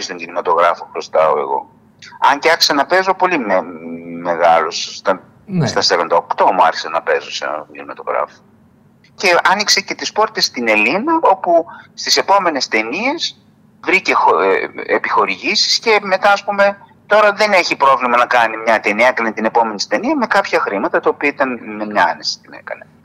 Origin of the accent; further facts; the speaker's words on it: Didymoteicho, Eastern Macedonia and Thrace, Greece; το δημότυχο είναι η πατρίδα μου. Εκεί δηλαδή η γιαγιά μου που σου είπα που ήρθε πρόσφυγας εγκαταστάθηκε στο διδημότυχο. Και εκεί γεννήθηκα κι εγώ